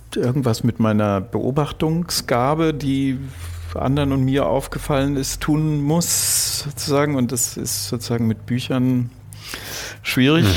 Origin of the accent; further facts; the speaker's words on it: Frankfurt, Hesse, Germany; ich bin in Frankfurt aufgewachsen